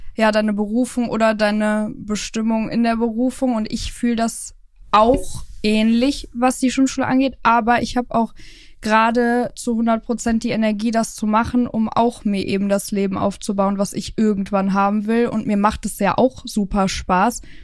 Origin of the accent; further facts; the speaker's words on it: Cologne, North Rhine-Westphalia, Germany; moved away; also born or lived in Hürth; Wir kommen ja ursprünglich aus Köln bzw. Hürth.